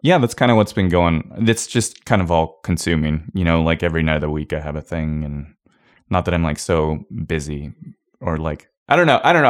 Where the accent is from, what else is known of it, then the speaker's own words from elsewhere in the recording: Kona, Hawaii, United States; moved away; also born or lived in Portland, Oregon / Idaho; I grew up in Hawaii